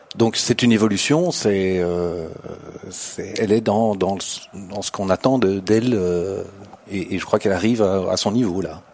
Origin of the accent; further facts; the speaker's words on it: Belgium; moi je suis belge